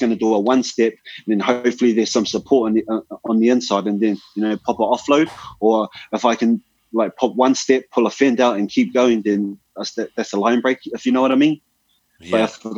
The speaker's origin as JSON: {"language": "English", "country": "New Zealand", "said": "I'm not from here. This is not where I'm from. Like, I'm from, like, you know, I'm from New Zealand. So I'm going to come bring my New Zealand style here."}